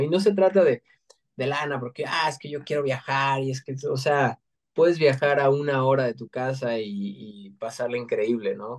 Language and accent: Spanish; Mexico; todos nos sentimos orgullosos de ser mexa